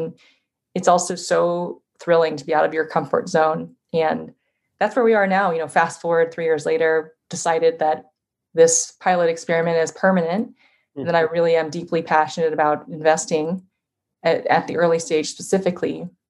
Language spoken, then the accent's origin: English; Iowa, United States; born there; I was born in Iowa originally. I have family there. I have family in Chicago.